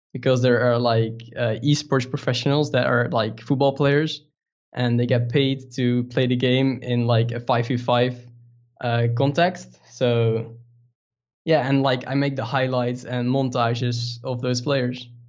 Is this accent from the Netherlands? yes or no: yes; Netherlands; English is a second language; we're from the Netherlands